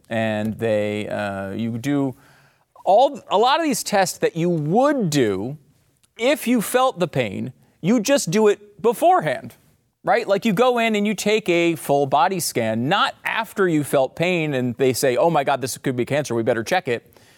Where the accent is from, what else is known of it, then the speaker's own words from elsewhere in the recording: United States; As an American